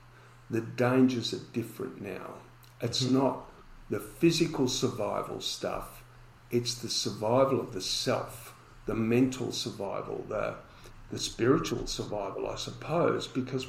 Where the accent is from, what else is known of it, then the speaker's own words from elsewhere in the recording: Collingwood, Victoria, Australia; when I was growing up in Collingwood, if you wanted to place a bet, you had to walk out the door, walk down the street, round the corner to go into the betting shop.